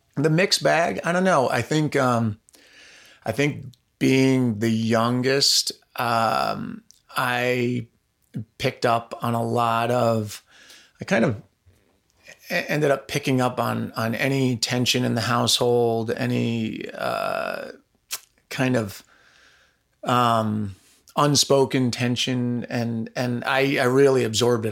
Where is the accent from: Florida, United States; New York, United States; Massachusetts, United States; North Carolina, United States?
New York, United States; Pound Ridge; I grew up in Pound Ridge, New York, which is in Westchester County, about an hour north of New York City